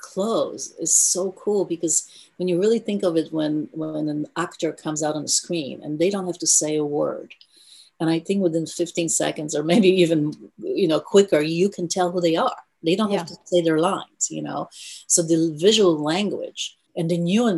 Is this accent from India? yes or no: yes; India; also born or lived in Europe / New York; now in Los Angeles, United States; I was born in India